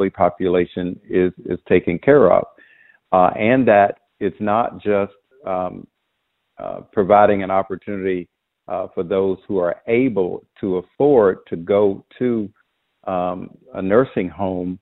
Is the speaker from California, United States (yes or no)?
no; Belle Glade, Florida, United States; moved away as an adult; also born or lived in South Bay, Florida; now in Washington, D.C., United States; I grew up in a poor, poverty-stricken community, Belleglade, South Bay, Florida